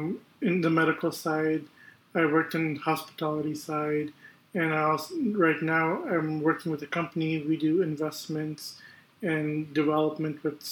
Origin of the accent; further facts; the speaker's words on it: Tampa, Florida, United States; I'm born and raised in Tampa.